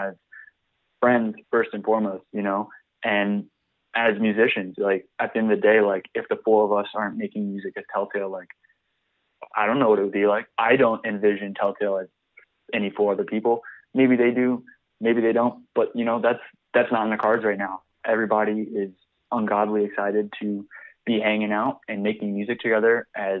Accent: Richmond, Virginia, United States; a dude from the Richmond, Virginia music scene

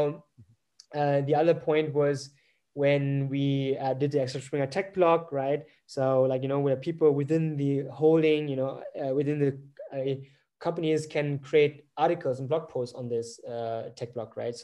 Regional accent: Germany; I'm not from Vietnam, I'm from Germany

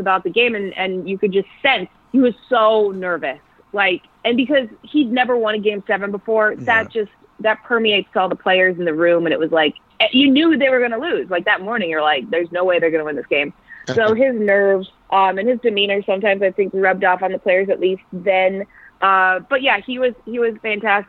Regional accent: Canada; also born or lived in England; I'm a Canadian. I grew up playing hockey.

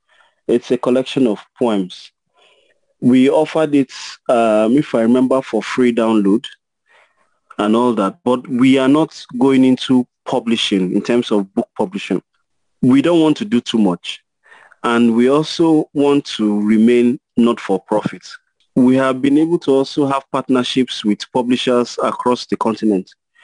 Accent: Nigeria; I recognize my identity as a Nigerian.

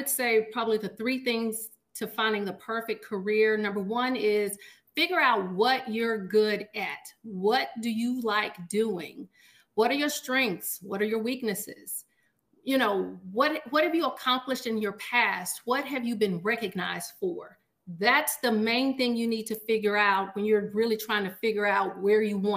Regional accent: Washington, Arkansas, United States; now in Little Rock, United States; I am from Washington, Arkansas, which is a very small town in Southwest Arkansas

